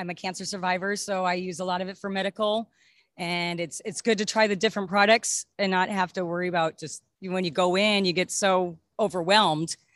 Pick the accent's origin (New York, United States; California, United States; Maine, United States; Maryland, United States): California, United States; I'm from here from